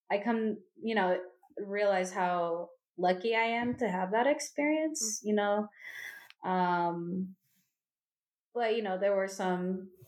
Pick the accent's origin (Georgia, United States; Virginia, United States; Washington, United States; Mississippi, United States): Virginia, United States; Northern; I was born um, here in Virginia, and I grew up in Northern Virginia. It's a very Central American area. Um, the majority of people who are Latinx are Central American. So I was raised around